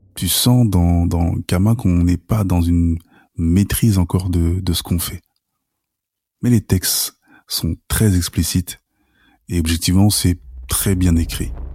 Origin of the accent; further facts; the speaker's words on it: Sarcelles, Île-de-France, France; chez nous, à Sarcelles.